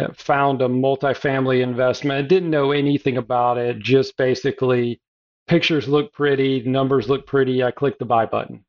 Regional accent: South Carolina, United States; I'm a Southern boy. I was born in the South, South Carolina, currently live in Hilton Head Island, South Carolina.

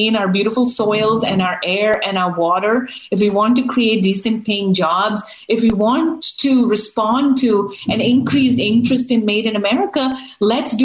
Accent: United States; as an American

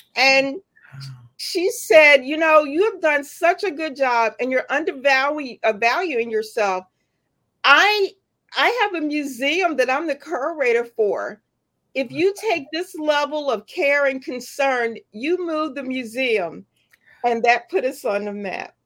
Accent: Philadelphia, Pennsylvania, United States; born or raised there; also born or lived in Washington, Georgia

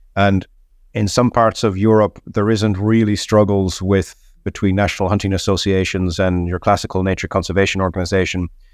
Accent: Ireland; I'm Irish

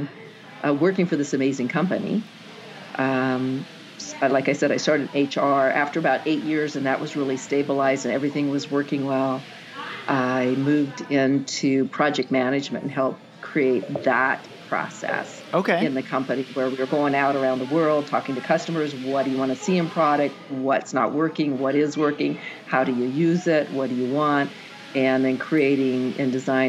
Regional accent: Kent, Washington, United States; moved away as an adult; also born or lived in Seattle / Everett; now in Kamehameha; spent most of my childhood down in Kent on Lake Meridian

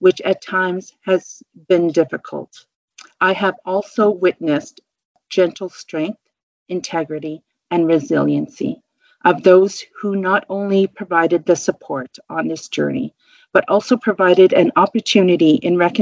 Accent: Kuchiching First Nation, Treaty 3, Ontario, Canada; also born or lived in Onigaming, Ontario; I am from Treaty 3, Kuchiching First Nation.

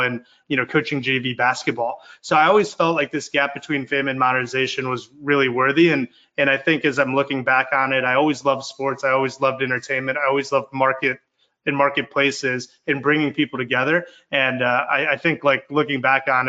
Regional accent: Glenview, Illinois, United States; I grew up in Glenview, Illinois

